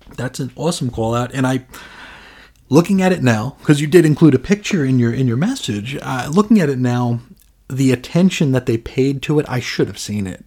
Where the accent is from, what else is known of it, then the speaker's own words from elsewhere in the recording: United States; not only as an American, not only as an ignorant American, but as a willfully ignorant American.